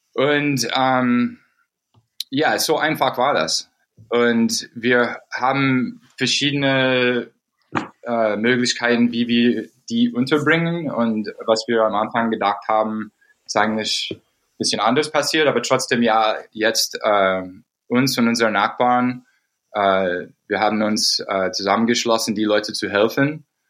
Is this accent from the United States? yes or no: yes; United States; German is a second language; moved away; wo ich aufgewachsen bin in den USA